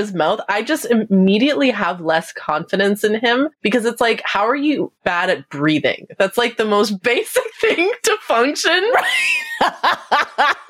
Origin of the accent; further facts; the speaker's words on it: Canada; I'm Canadian